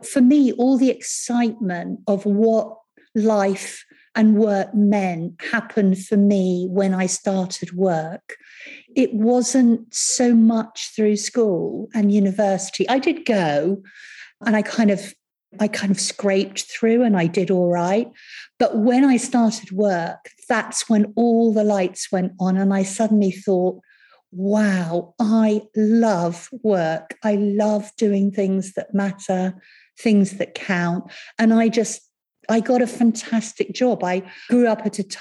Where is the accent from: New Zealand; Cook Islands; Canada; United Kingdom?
United Kingdom; Cranleigh, South East England; also born or lived in Rio de Janeiro, Brazil / Surbiton; we came back to the UK and I lived in a little village called Cranley for a while. And then when I was older, I went to a school called Surbiton High School